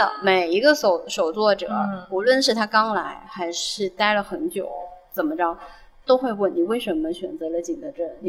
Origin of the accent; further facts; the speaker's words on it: Guangdong, China; accent: Cantonese; 那我细不细要换一下我的我的广东口音？